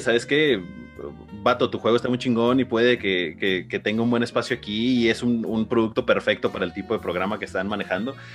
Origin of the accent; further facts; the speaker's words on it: Mexico; tenemos como mexicanos